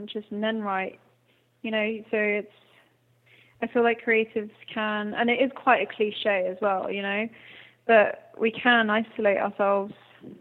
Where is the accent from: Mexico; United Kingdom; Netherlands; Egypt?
United Kingdom; Hampshire, South East England; accent: English; moved away; also born or lived in Ireland; I grew up in the south of England, in Hampshire, and we actually moved where we built our house. So my dad has built an eco-friendly house in Ireland, which we moved to in 2007, and I've lived in Ireland longer